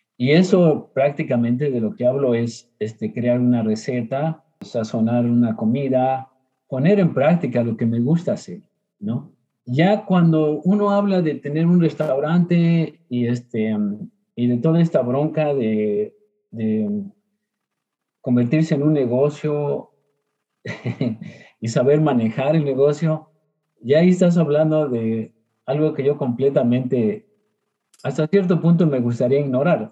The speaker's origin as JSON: {"language": "Spanish", "country": "Mexico", "tie": "born or raised there", "moved": "yes", "lives_now": "Houston, United States", "said": "a los nueve años, em, por problemas de salud, este, mi padre tuvo que mover a la familia, ¿verdad? A, este, em, a la Mixteca, que es parte de lo que es Oaxaca y Puebla"}